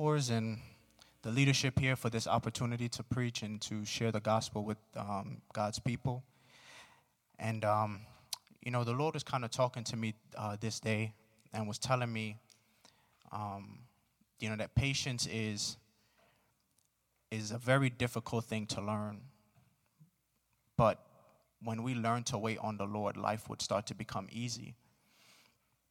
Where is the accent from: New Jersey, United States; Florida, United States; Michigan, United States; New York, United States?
New York, United States; New York City; moved away; I grew up in Brooklyn. I'm from New York